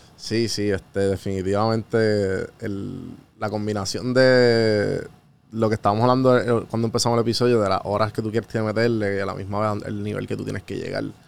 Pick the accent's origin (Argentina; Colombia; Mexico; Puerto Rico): Puerto Rico; yo siendo puertorriqueño